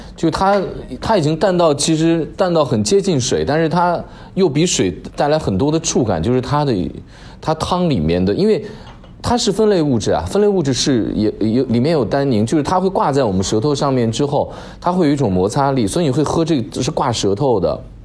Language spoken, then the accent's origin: Chinese; China; 我们中国人